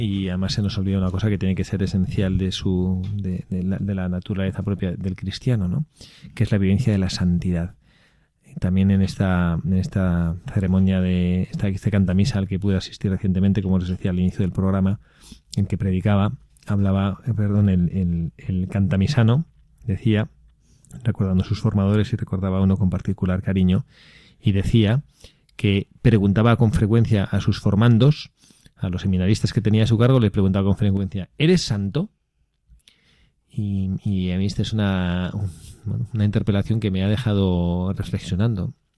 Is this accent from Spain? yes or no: yes; Spain; el Valfredo y yo que somos españoles